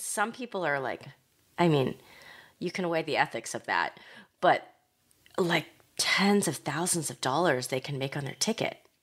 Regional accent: Ohio, United States; moved away; growing up in Ohio

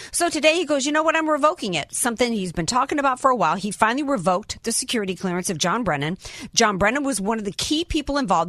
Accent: New Orleans, Louisiana, United States; now in San Diego, United States; I'm a Southern girl, I'm from New Orleans.

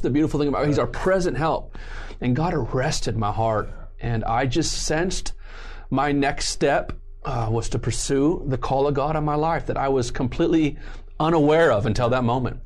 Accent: southern Riverside County, California, United States; born or raised there; also born or lived in San Juan Capistrano, Orange County, California

